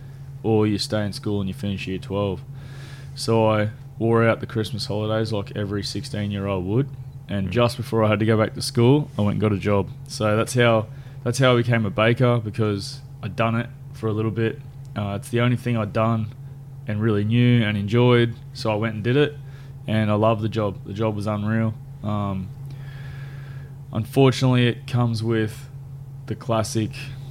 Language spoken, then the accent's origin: English; Albury, New South Wales, Australia; So I grew up in Albury. I was born and grew up in Albury